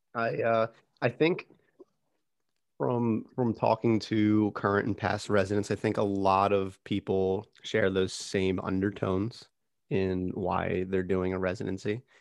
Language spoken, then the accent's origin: English; Philadelphia area, Pennsylvania, United States; we're from the same area. We, we grew up probably, what, within the same hour of each other?